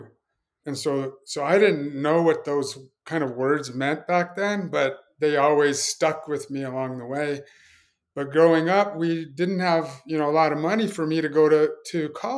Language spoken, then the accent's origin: English; Pueblo, Colorado, United States; moved away; growing up, born and raised in a place called Pueblo, Colorado